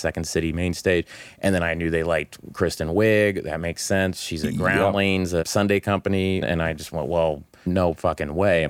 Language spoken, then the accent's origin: English; Oklahoma, United States; I was just like, I'm from Oklahoma. There's no way this is going to happen.